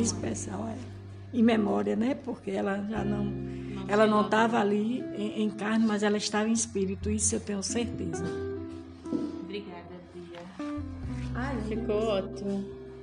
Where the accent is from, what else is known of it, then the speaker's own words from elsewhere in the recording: Brazil; sou brasileira